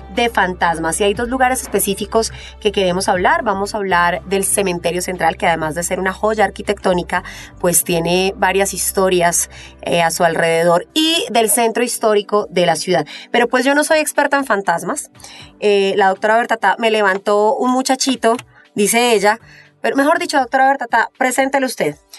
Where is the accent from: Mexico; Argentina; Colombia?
Colombia; Bogotá; cachaca de pura cepa